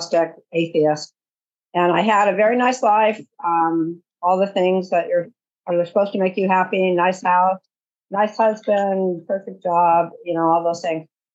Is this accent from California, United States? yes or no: yes; California, United States; I am from California.